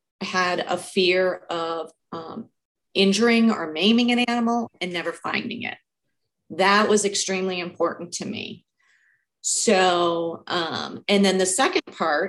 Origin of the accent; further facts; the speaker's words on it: Cleveland, Ohio, United States; I grew up in Cleveland, Ohio, city kid